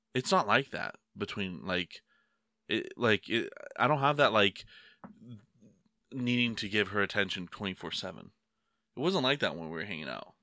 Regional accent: United States; I'm American.

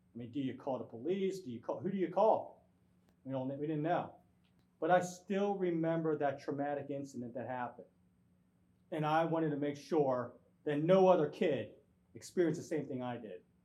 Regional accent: Glen Burnie, Maryland, United States; kid from Glen Burnie who grew up poor

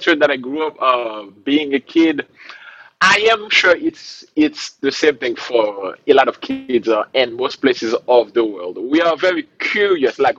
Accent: Haiti; moved away as an adult; now in Rhode Island, United States; I grew up in a country in the Caribbean called Haiti. Yeah, man, I was born and raised there

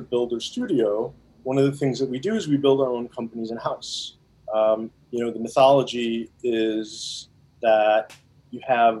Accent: Chicago, Illinois, United States; also born or lived in India / Evanston; I was born there and came to the U.S. when I was about 6 years old and grown up primarily in the Chicagoland area

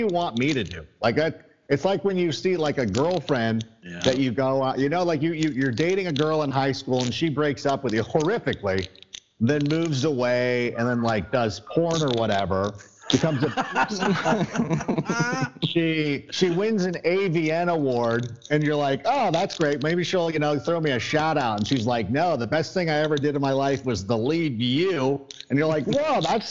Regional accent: Southern California, United States; also born or lived in Schaumburg, Illinois; I was born in Schaumburg and we moved to Southern California when I was pretty young

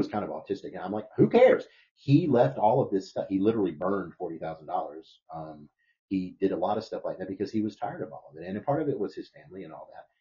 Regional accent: the South, United States; I'm from the South in America

